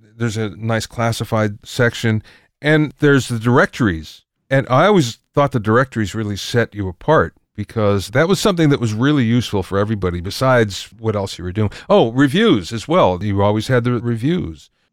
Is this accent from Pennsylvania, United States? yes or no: yes; Pennsylvania, United States; now in California, United States; I came from Pennsylvania originally